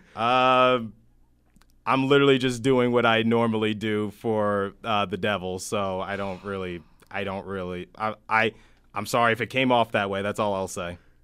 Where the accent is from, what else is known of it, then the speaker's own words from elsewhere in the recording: Detroit, Michigan, United States; my city, my hometown, Detroit, Michigan